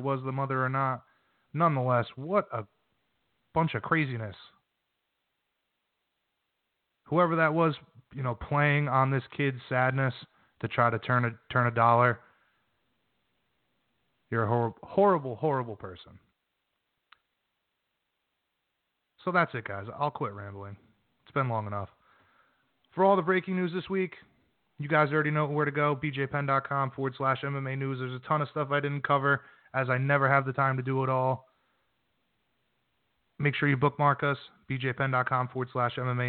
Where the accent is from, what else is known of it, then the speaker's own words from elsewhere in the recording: New England, United States; I'm from New England, so just started snowing out here.